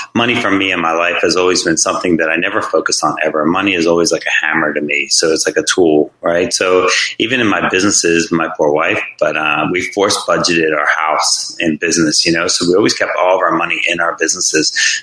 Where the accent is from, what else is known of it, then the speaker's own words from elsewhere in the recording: Jersey Shore, New Jersey, United States; moved away as an adult; also born or lived in Virginia Beach, Virginia; I grew up on the Jersey Shore, like I said, as a kid